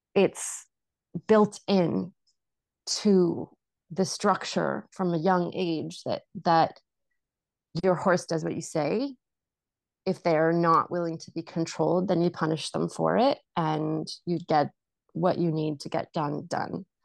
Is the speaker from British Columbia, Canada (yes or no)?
yes; Vancouver, British Columbia, Canada; I grew up in Vancouver